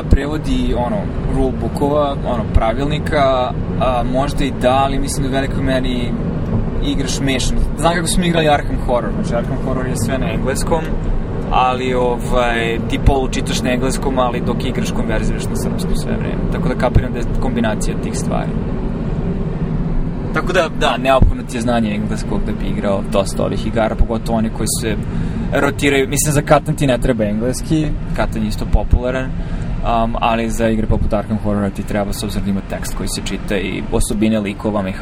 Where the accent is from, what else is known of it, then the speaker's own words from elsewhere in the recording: Pančevo, Vojvodina, Serbia; moved away as an adult; u Srbiji konkretno, barem u mom rodnom gradu, znači u Pančevu